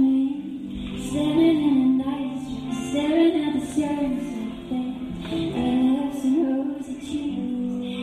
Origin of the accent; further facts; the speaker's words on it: St. Louis, Missouri, United States; I'm from St. Louis